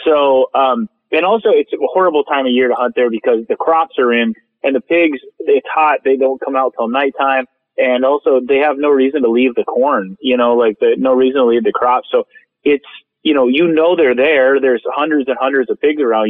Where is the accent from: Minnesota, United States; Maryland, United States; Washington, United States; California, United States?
Minnesota, United States; moved away; growing up in Minnesota